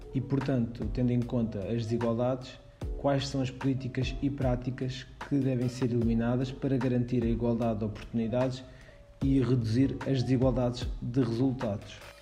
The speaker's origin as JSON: {"language": "Portuguese", "country": "Portugal", "said": "nós que somos cá de Portugal"}